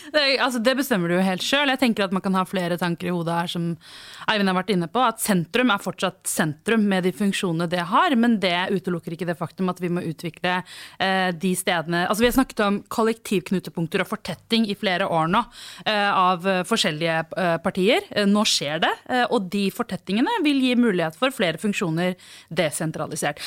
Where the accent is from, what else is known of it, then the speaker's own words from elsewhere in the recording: Oslo, Norway; Jeg vokste opp på Rødtvet, og nærmeste sentrum var da Kalbakken.